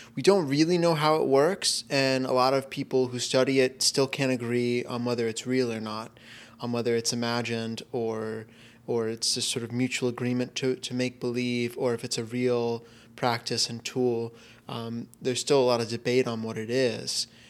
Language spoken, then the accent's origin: English; Florida, United States; moved away; growing up in Florida